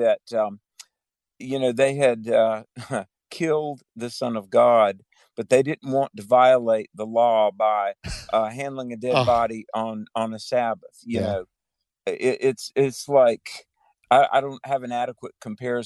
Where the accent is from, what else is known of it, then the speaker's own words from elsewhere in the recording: Greensboro, North Carolina, United States; Greensboro, my hometown